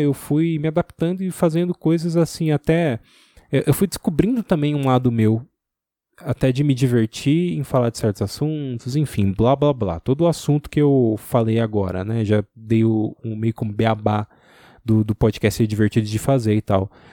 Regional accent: ABC region, São Paulo, Brazil; also born or lived in Santo André; Eu sou do ABC

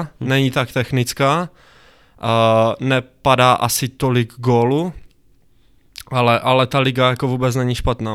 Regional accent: Zlín, Zlín Region, Czechia; also born or lived in Fryšták; jsem ze Zlína, nebo ve, Friš, ve Frištáku bydlím, což je kousek od Zlína

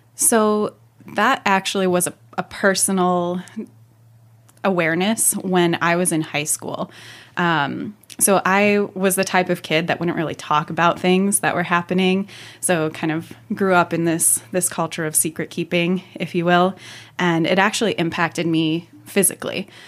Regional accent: Northwest suburbs of Chicago, Illinois, United States; I was born and raised in the Northwest suburbs of Chicago

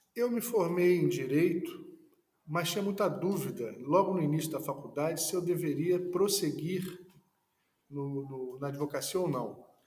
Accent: Niterói, Rio de Janeiro, Brazil; nasci no Rio de Janeiro, mas fui criado em Niterói

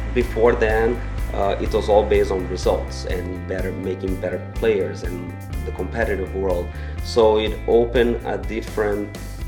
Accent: Brazil; I used to go to our local club at my hometown in Brazil

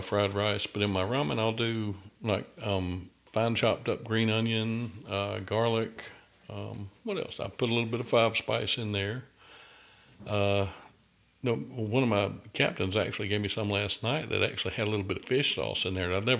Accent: the South, United States; I'm from the South. I'm almost 300 pounds, but I don't really like salt a lot.

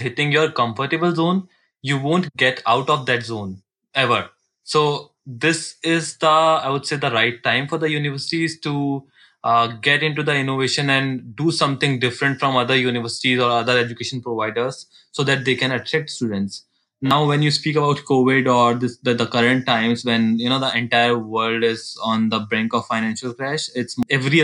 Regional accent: Jaipur, Rajasthan, India; moved away

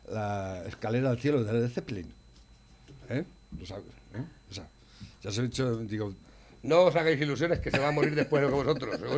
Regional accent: Spain; Yo lo que pasa es que soy español de los sin conocimiento.

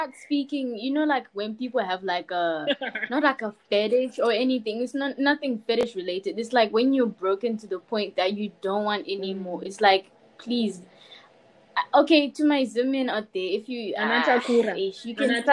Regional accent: Zimbabwe; Zim people, we know how to take a punch

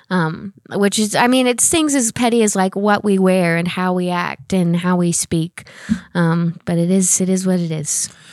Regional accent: Oklahoma, United States; moved away as an adult; now in Oklahoma City, United States; I'm originally from a very small town. I'm in Oklahoma. Um, I grew up there my whole life

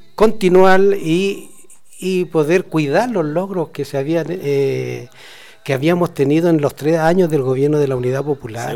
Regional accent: Chile; now in Mendoza, Argentina; nuestros chilenos

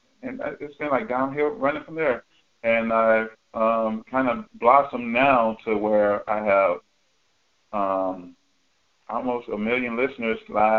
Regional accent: Atlanta, Georgia, United States; I live across from Grady Home Projects in Atlanta.

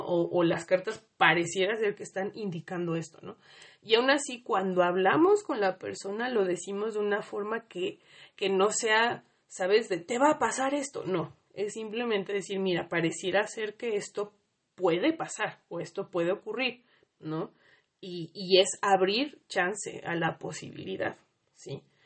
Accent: Mexico; las heridas colectivas que tenemos como mexicanos

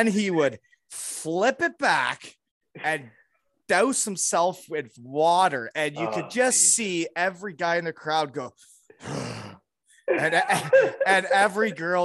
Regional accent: Georgetown, Ontario, Canada; I was born in Georgetown 4 years later

